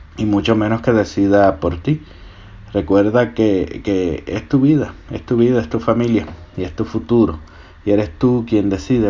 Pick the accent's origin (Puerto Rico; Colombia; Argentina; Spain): Puerto Rico; now in Georgia, United States; mi isla Puerto Rico.